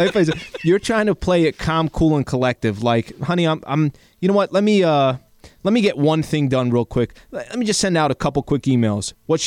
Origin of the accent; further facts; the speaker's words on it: San Diego, California, United States; So Trav, growing up in San Diego, we had the draft, the famous draft of Peyton Manning and Ryan Leaf.